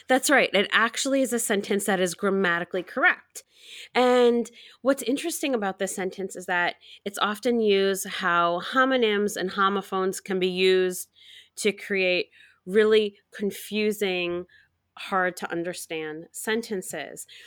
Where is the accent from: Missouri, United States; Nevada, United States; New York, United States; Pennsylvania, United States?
New York, United States; I'm from New York State